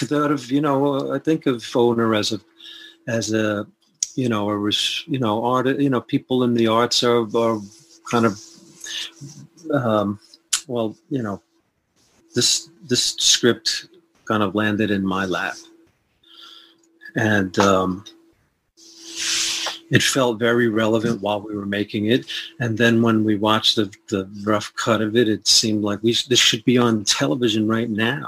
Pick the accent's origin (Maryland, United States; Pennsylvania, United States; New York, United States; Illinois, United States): New York, United States; New York City; I'm from the Bronx, and that's part of New York City. And I had a Catholic upbringing